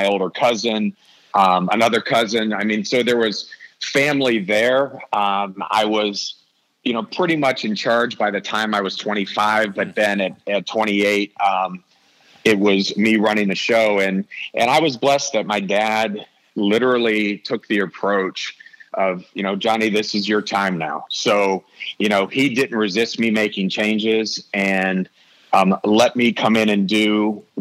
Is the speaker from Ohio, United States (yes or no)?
yes; Canton, Ohio, United States; moved away as an adult; also born or lived in Oxford, Ohio / Chicago; I'm from Canton, Ohio.